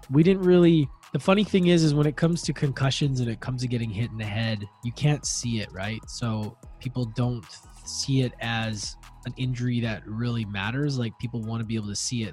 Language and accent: English; Edmonton, Alberta, Canada; moved away; also born or lived in Victoria, British Columbia; I was born and raised in Edmonton, but grew to, moved to the island, Vancouver Island, Victoria.